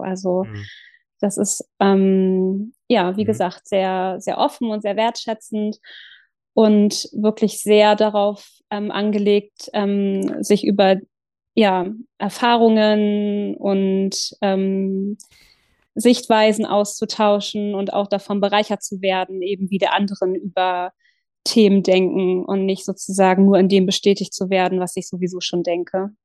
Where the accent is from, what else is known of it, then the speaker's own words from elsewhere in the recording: south of Hamburg, Lower Saxony, Germany; moved away as an adult; also born or lived in Lower Franconia; now in Kiel, Germany; ich bin in Hamburg geboren und äh, im südlichen oder südlich von Hamburg aufgewachsen, in Niedersachsen. Ähm, habe da die ersten 20 Jahre meines Lebens verbracht.